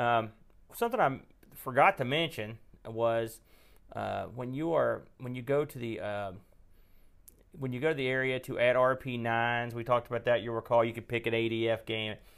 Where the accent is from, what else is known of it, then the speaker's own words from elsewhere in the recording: West Virginia, United States; accent: West Virginia; I could get my West Virginia accent going.